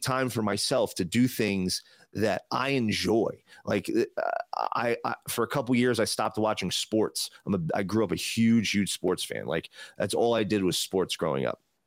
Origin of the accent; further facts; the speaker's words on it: New Jersey, United States; now in Las Vegas, United States; I'm in Vegas now, but I'm from New Jersey.